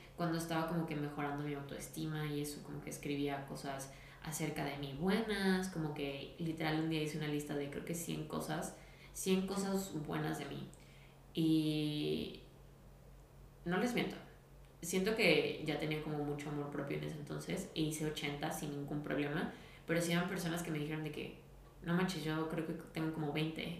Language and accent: Spanish; Guadalajara, Jalisco, Mexico; soy de Guadalajara